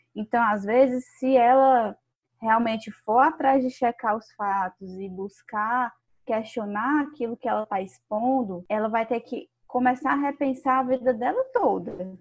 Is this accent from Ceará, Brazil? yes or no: yes; Ceará, Brazil; accent: cearense; Baixou aqui o sotaque cearense